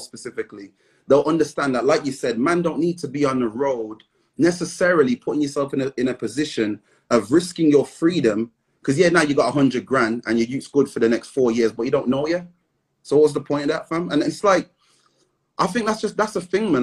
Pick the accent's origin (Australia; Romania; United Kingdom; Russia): United Kingdom; Midlands; we're from the Midlands